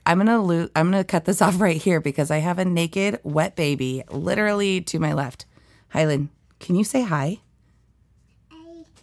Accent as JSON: {"language": "English", "town": "East Valley", "country": "United States", "tie": "born or raised there", "said": "I grew up in a town called East Valley"}